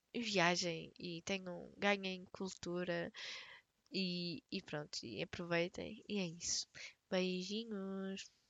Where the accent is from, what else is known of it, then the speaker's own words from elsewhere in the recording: Portugal; nunca saí de Portugal